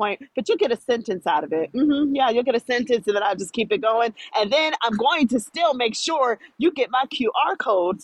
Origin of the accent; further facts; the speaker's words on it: Florida, United States; I'm from Florida